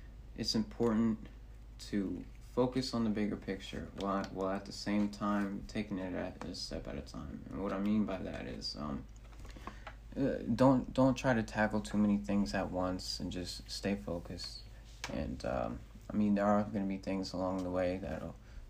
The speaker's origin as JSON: {"language": "English", "town": "Decatur", "region": "Georgia", "country": "United States", "tie": "born or raised there", "also_born_or_lived": "Manhattan, New York", "moved": "as an adult", "said": "my hometown Decatur"}